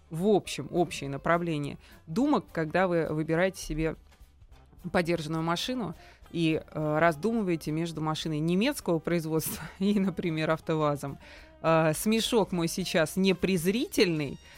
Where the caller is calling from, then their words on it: Moscow, Russia; я из Москвы вам звоню